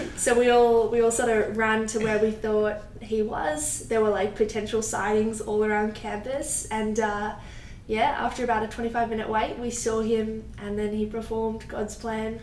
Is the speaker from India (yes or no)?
no; Melbourne, Victoria, Australia; moved away as an adult; now in Miami, United States; I'm from Melbourne, Australia